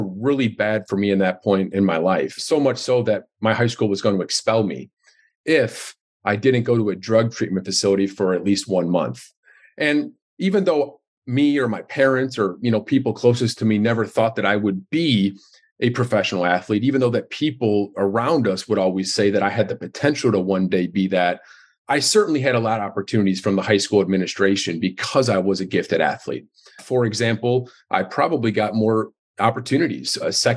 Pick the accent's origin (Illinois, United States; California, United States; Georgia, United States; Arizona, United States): Illinois, United States; Darien; now in Chicago, United States; I grew up in Darien, Illinois, which is a suburb of Chicago, which I live in downtown Chicago right now.